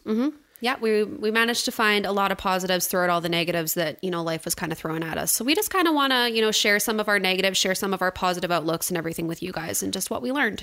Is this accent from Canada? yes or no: yes; suburb of Edmonton, Alberta, Canada; moved away as an adult; now in Cold Lake, Canada; I grew up in a suburb of Edmonton